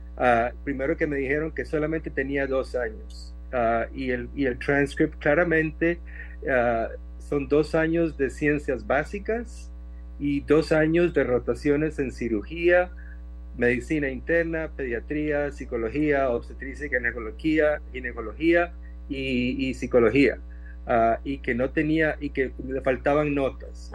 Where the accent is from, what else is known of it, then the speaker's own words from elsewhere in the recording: Costa Rica; moved away as an adult; now in Phoenix, United States; sí soy costarricense, nací en Costa Rica, y, pero vine a estudiar a Estados Unidos desde la universidad